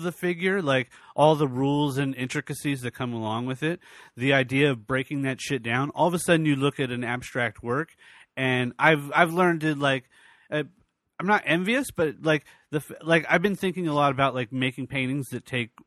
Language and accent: English; New York, United States; moved away as an adult; also born or lived in Virginia; I grew up in New York